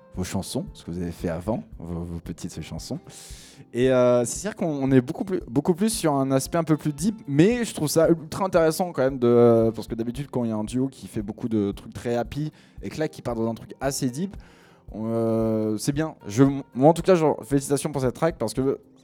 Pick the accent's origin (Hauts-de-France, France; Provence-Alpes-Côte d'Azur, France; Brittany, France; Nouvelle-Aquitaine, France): Hauts-de-France, France; Picardy; je viens de Picardie, donc mon anglais est un petit peu mauvais